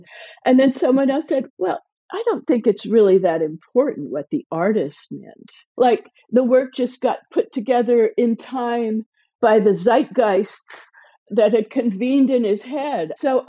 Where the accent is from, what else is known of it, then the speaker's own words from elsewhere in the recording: California, United States; moved away; also born or lived in Illinois; I'm from California originally.